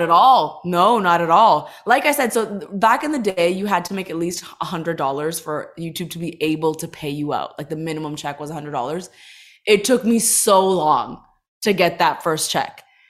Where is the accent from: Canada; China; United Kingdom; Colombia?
Canada; Toronto, Ontario; moved away as an adult; also born or lived in Los Angeles; growing up in Toronto, being an, an Indian girl